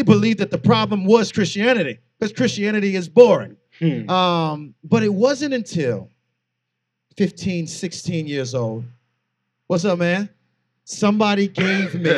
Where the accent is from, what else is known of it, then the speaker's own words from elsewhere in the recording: St. Petersburg, Florida, United States; also born or lived in Air Force base / Lutz, Florida; I am from St. Petersburg